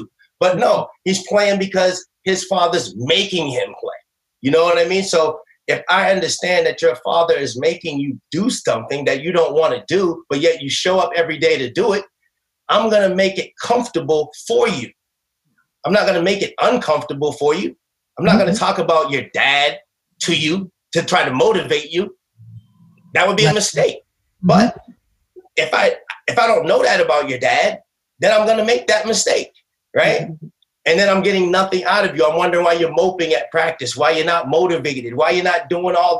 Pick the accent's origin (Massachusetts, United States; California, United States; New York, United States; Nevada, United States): Massachusetts, United States; Boston; growing up in Boston